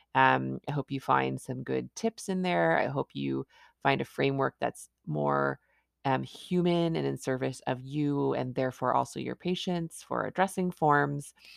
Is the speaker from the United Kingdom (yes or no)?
no; Canada; I'm a Canadian family physician